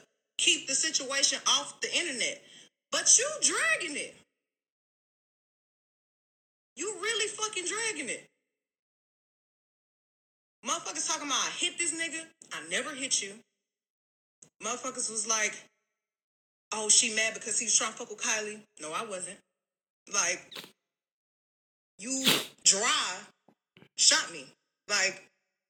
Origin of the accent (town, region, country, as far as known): Houston, Texas, United States